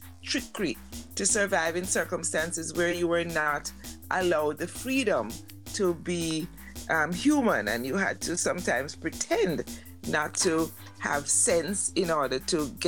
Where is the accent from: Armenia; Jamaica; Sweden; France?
Jamaica; Kingston; I grew up in Kingston